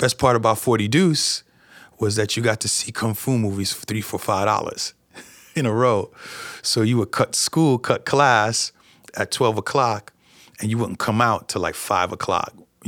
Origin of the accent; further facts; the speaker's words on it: New York, United States; I know I should be accustomed to it since I am from New York